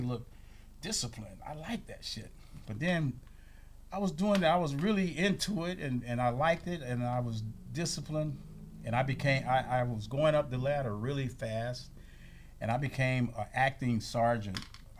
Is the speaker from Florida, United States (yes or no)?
yes; Kissimmee, Florida, United States; I'm from Kissimmee.